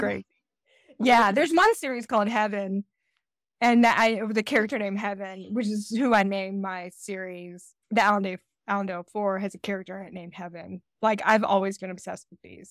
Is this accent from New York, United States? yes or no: no; Georgia, United States; also born or lived in Decatur, Georgia; I'm from Georgia